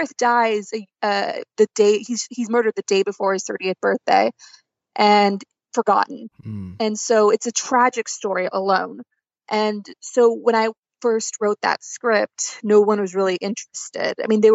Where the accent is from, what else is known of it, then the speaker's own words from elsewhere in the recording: Northern California, United States; moved away; I'm originally from Northern California, like a small farm town, university town in Northern California